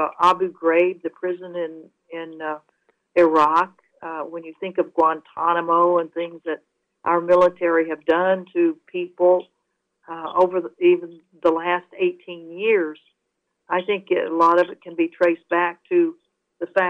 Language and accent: English; United States; us as American citizens